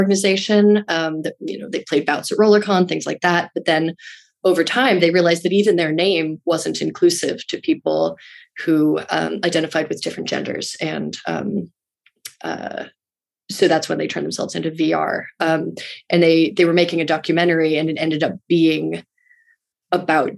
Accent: Rye, New York, United States; also born or lived in Brooklyn, New York; it's where I grew up in Rye, New York

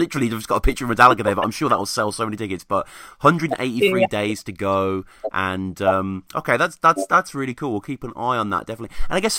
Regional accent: England, United Kingdom; I mean, this is just me imagining it as a Brit. I don't know, but it seems like, because music festival, rock festivals here in England and Europe are giant.

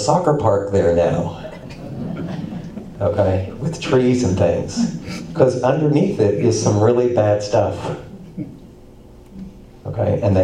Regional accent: Indiana, United States; now in Johnson City, United States; When I was growing up in Indiana, I lived on a little farm.

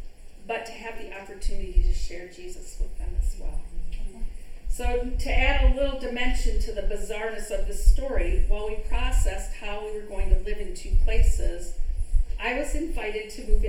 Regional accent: Midwest, United States; You have to know that we are Midwesterners all the way. I grew up in the Midwest.

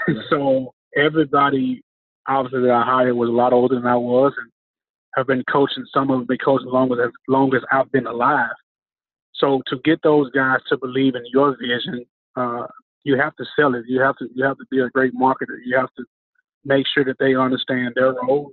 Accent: Memphis, Tennessee, United States; my hometown of Memphis

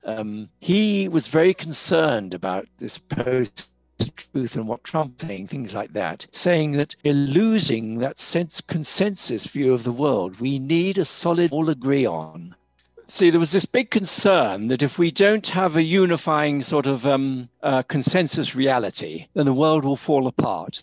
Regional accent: United Kingdom; moved away as an adult; also born or lived in Cambridge; now in South Africa; I'm British. Now, for a lot of people, that's a lot of what I am. I'm, I'm, a very British person. But I'm living in South Africa.

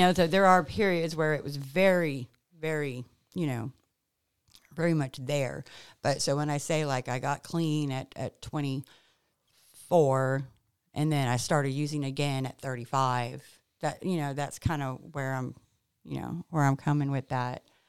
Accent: California, United States; also born or lived in New Orleans, Louisiana / Hollywood; now in Mississippi, United States; we moved to California when I was six years old

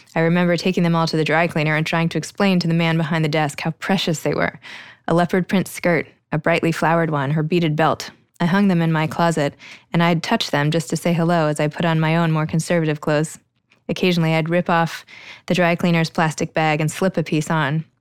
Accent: New York City, New York, United States; moved away as an adult; my hometown

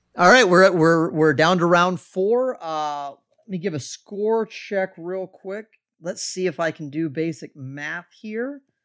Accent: Washington, District of Columbia, United States; I grew up in the D C area

